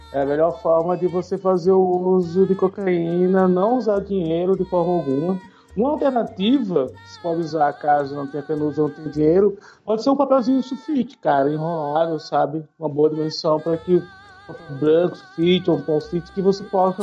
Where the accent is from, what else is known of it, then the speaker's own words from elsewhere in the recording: Maceió, Alagoas, Brazil; now in São Paulo, Brazil; eu sou de Lagoas, eu sou de uma cidade litorânea, muito turística, né? Que é Maceió